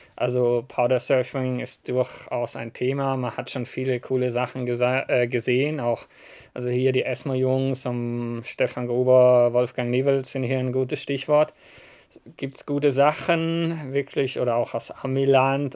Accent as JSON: {"language": "German", "region": "Southern Germany", "country": "Germany", "said": "ich bin aus dem Süden von Deutschland"}